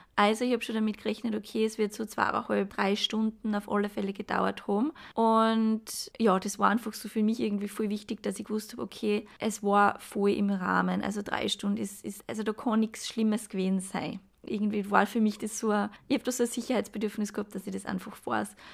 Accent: Graz, Styria, Austria; komme ich aus Graz

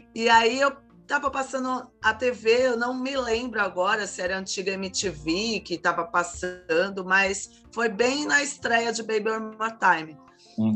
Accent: Santos, São Paulo, Brazil; now in São Vicente, Brazil; moro atualmente na cidade de São Vicente, litoral de São Paulo, mas nasci em Santos

